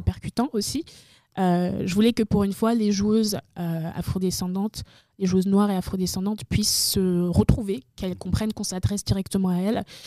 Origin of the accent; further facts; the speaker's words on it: Benin; also born or lived in Togo; now in France; je suis née au Togo et ensuite mes parents sont allés au Bénin. et c'est au Bénin, en fait, que j'ai découvert le jeu vidéo